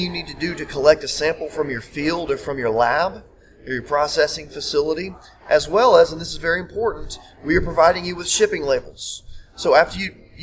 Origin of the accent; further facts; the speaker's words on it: Greene County, Upper East Tennessee, United States; my background, you know, really starts where I grew up in Upper East Tennessee in Greene County.